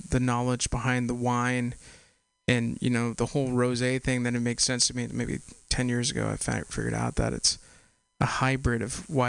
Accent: Castro Valley, California, United States; also born or lived in San Ramon; I'm a am um, an East Bay kid.

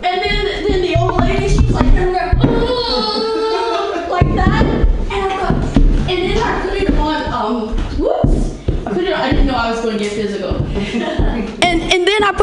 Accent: Indiana, United States; I'm from Indiana

